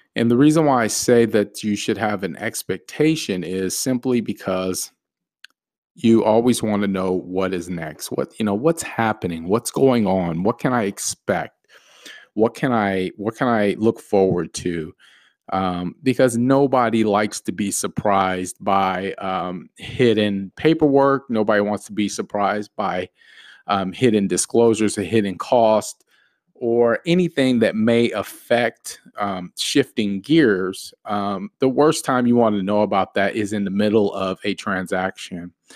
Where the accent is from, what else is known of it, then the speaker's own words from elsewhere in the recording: the Valley, Arizona, United States; I am from the Valley, born and raised in Arizona all my life.